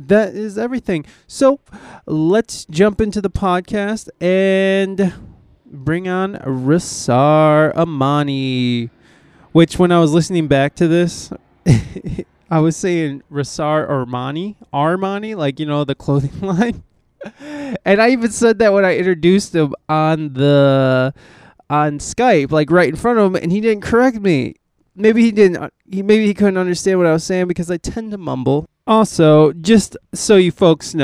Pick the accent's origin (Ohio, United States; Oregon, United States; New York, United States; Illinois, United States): Ohio, United States; also born or lived in Flint, Michigan; now in San Diego, United States; I'm from Ohio